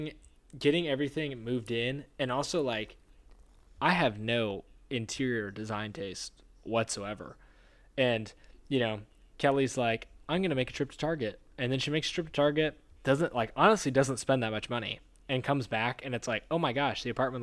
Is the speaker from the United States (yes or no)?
no; Romania; And I like sausage, and I'm from Romania, so I'm going to call myself the Sausage King.